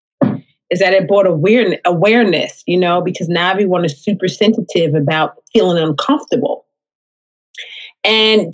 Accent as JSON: {"language": "English", "town": "New York City", "region": "New York", "country": "United States", "tie": "born or raised there", "moved": "yes", "lives_now": "Upstate New York, United States", "said": "I am from the Bronx originally, born and raised in the Bronx. I live upstate New York now"}